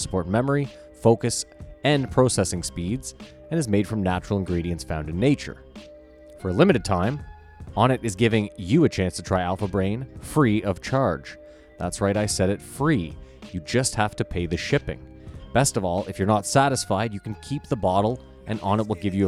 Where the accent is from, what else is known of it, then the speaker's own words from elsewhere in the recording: Canada; We're Canadian.